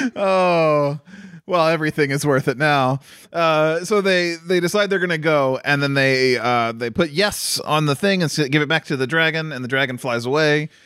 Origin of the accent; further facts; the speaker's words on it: United States; I'm an American, so, uh, even though I have, uh, Norse ancestry